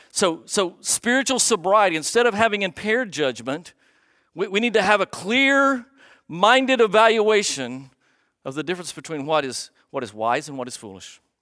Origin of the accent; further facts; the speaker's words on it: United States; you and I, as, as, as American Christians